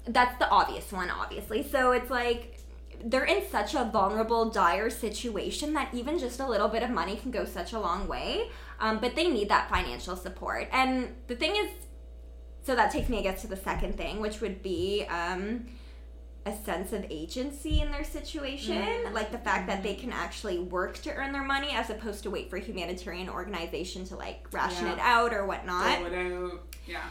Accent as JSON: {"language": "English", "country": "Canada", "tie": "born or raised there", "said": "So born and raised in Canada"}